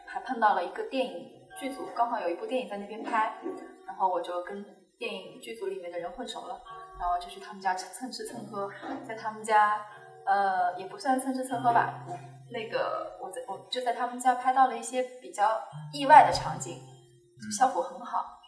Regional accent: Jiangyin, Jiangsu, China; 江阴人，无锡江阴

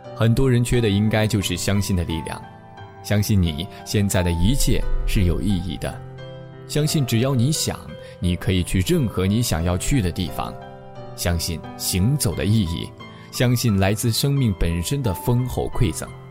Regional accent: northern China, China; 作为北方人的我

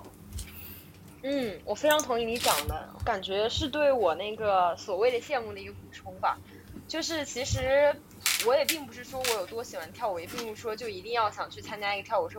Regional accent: a small town in Zhejiang, China; moved away as an adult; now in Shanghai, China; 我来自浙江的一个小镇

